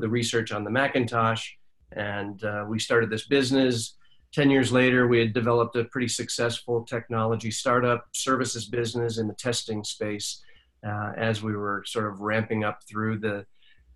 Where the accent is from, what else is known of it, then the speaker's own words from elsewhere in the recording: Jamestown, New York, United States; I grew up in a sleepy little town called Jamestown, New York, upstate New York